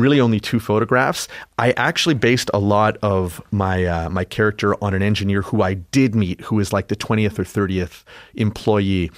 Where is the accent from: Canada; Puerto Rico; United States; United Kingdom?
Canada; I'm Canadian. My dad, when I was a kid, it was so proudly Canadian.